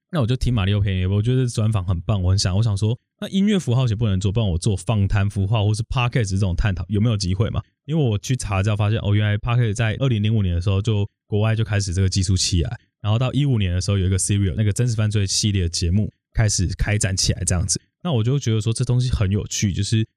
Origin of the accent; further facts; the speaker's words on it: Yongkang, Tainan, Taiwan; moved away as an adult; now in Taipei, Taiwan; 我其实是在台南永康长大